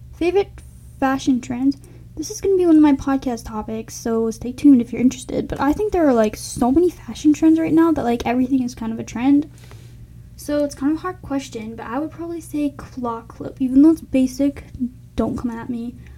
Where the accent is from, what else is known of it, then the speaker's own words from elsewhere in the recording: Elk River, Minnesota, United States; also born or lived in Sartell, Minnesota / St. Paul, Minnesota; I was born in Sartell, Minnesota, and moved to Elk River when I was about two